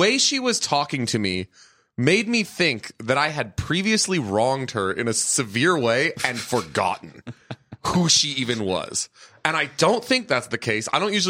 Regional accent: Los Angeles, California, United States; I'm from Los Angeles.

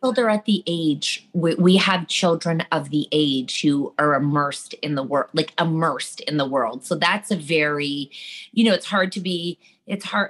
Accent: Canada; yeah, we're Canadian.

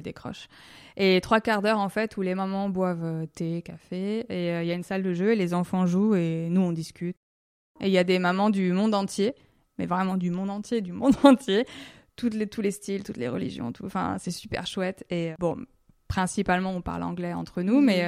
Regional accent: Lyon, Auvergne-Rhône-Alpes, France; moved away as an adult; now in Switzerland; je viens de Lyon

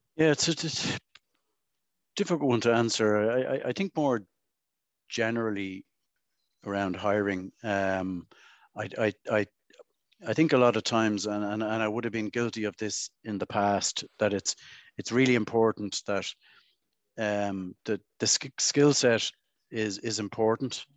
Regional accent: Dublin, Leinster, Ireland; I grew up around the South Circular Road

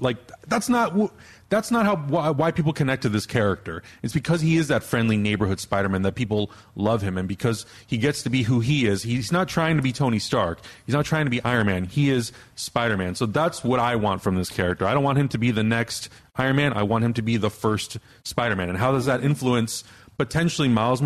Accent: Prague, Czechia; moved away; they're in Prague. This is my hometown

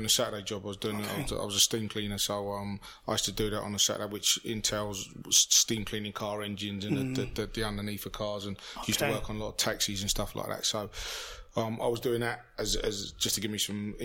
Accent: London, United Kingdom; I grew up in Notting Hill, so I grew up in sort of like Labrogrove

